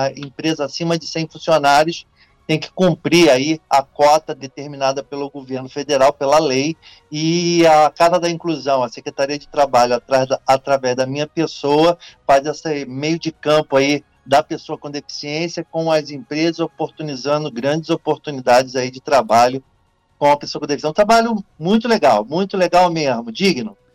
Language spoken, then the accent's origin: Portuguese; Niterói, Rio de Janeiro, Brazil; also born or lived in São Gonçalo; Eu sou de Niterói e, e Niterói e São Gonçalo, né? Fronteira aqui as duas cidades.